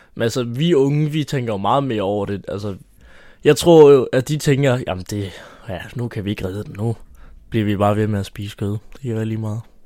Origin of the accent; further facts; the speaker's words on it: Haderslev, Southern Denmark, Denmark; jeg er 17 år, og jeg er fra Haderslev